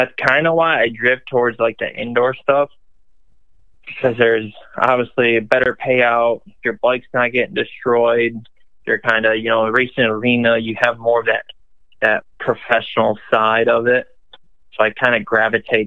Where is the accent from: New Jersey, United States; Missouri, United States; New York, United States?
New York, United States; Western; now in South Carolina, United States; I'm originally from Western New York.